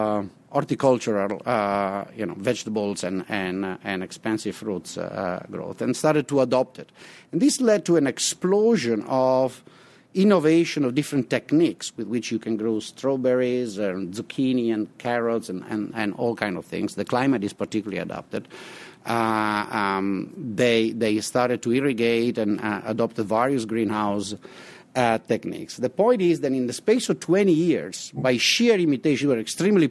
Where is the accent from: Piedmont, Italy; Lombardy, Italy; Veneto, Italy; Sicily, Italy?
Veneto, Italy; Venice; moved away as an adult; now in St. Louis, United States; I'm originally from Venice, Italy